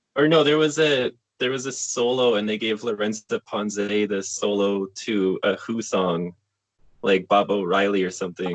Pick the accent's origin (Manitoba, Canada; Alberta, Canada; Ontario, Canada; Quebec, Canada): Alberta, Canada; Calgary; I'm from Calgary